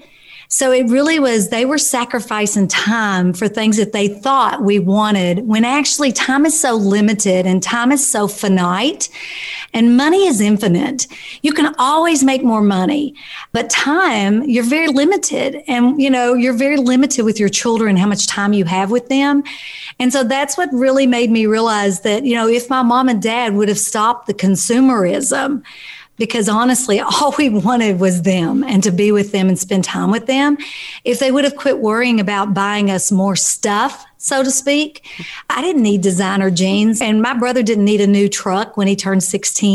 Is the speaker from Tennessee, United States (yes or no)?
no; Kentucky, United States; I was raised in Kentucky